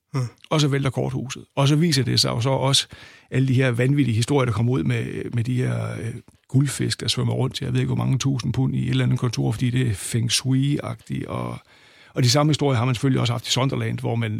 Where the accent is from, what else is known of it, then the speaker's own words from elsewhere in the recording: Aalborg, North Denmark Region, Denmark; jeg kommer fra Aalborg, og, og begyndte at komme på Aalborg Stadion i 1974